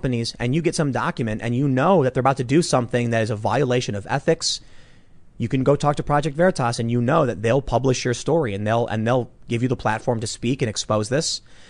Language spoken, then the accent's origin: English; Chicago, Illinois, United States; there have been experiences growing up on the South Side of Chicago